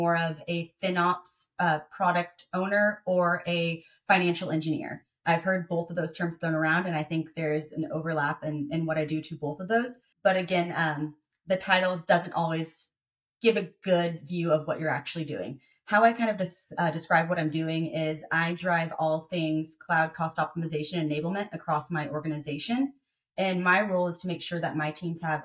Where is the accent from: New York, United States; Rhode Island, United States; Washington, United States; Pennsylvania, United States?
Washington, United States; Tacoma; moved away; I was born and raised in Tacoma, Washington, about 45 minutes south of Seattle